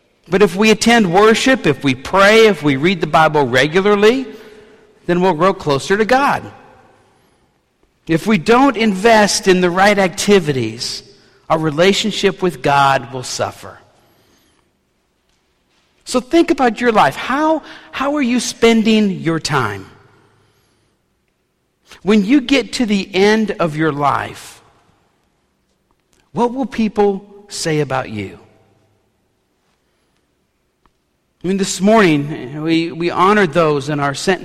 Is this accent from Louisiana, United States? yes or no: yes; New Orleans, Louisiana, United States; a city kid growing up in New Orleans